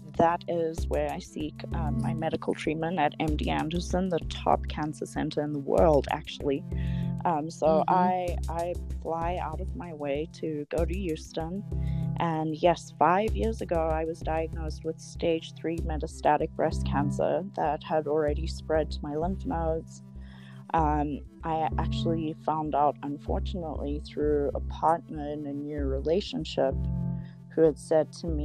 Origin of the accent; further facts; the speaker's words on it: Zimbabwe; now in Colorado Springs, United States; I'm actually originally from Zimbabwe. I was born to a mixed couple